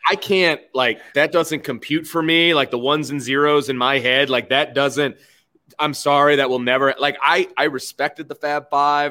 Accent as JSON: {"language": "English", "town": "Bristol", "region": "Indiana", "country": "United States", "tie": "born or raised there", "said": "growing up in Bristol, Indiana"}